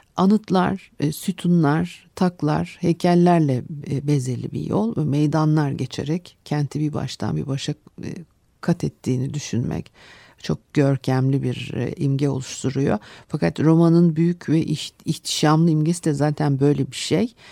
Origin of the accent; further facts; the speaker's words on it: Istanbul, Turkey; benim çocukluğumda da Arnavutköy'de işte Etiler'de e, çıkmaz sokaklarla e, e, dolu bir mahallede